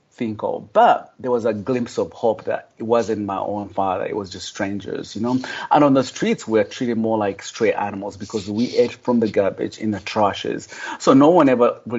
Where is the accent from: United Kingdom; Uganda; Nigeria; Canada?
Uganda; also born or lived in Kampala; now in United States; I'm originally from Uganda, and I grew up, you know, among the poor of the poorest.